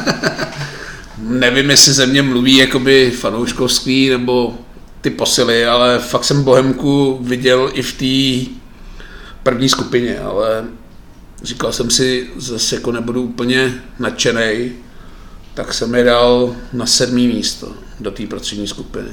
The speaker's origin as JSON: {"language": "Czech", "town": "Litvínov", "region": "Ústí nad Labem Region", "country": "Czechia", "tie": "born or raised there", "said": "když jsem vyrůstal v Litvínové"}